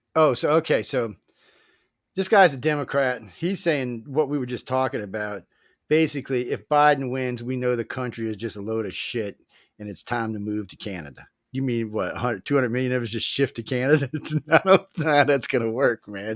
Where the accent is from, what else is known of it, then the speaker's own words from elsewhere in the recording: New Orleans, Louisiana, United States; I'm from New Orleans